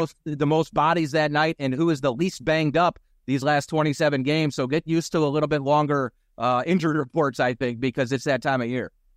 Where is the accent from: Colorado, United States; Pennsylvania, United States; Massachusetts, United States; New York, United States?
Pennsylvania, United States; Philadelphia; born or raised there; moved away